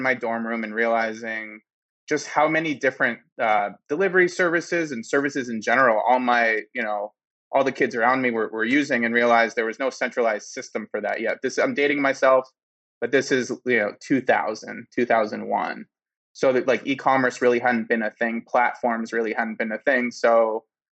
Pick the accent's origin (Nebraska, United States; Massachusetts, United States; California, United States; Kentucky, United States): Massachusetts, United States; Boston; growing up in Boston, I had a snow shoveling business